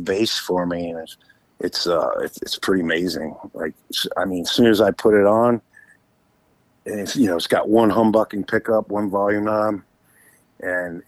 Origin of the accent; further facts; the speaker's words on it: Virginia, United States; a friend of mine that I grew up with in Virginia